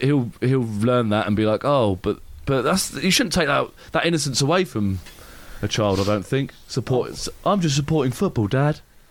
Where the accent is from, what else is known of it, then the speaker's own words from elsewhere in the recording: Watford, East of England, United Kingdom; I was born in Watford